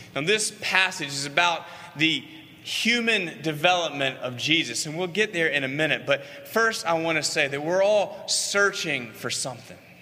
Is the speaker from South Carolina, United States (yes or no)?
yes; Columbia, South Carolina, United States; it was 1981 in Columbia, South Carolina. I was in first grade. That's where I grew up in Columbia.